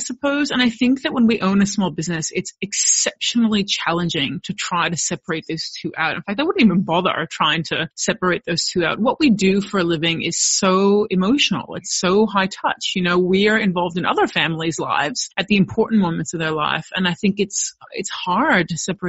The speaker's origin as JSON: {"language": "English", "country": "United States", "moved": "as an adult", "lives_now": "Australia", "said": "while I am American, I did raise my kids here in Australia"}